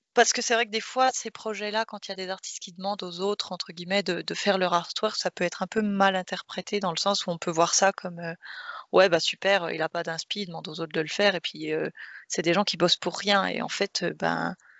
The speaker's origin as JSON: {"language": "French", "country": "France", "said": "en tant que Français"}